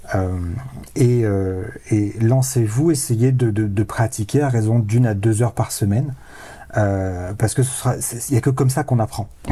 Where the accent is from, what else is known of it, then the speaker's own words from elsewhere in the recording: Provence-Alpes-Côte d'Azur, France; j'ai grandi dans les Hautes-Alpes